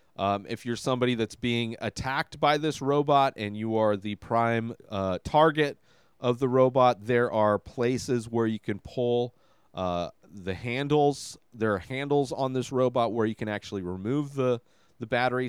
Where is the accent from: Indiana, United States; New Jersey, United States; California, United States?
California, United States; Coachella Valley; when I grew up out here, there was nothing to do.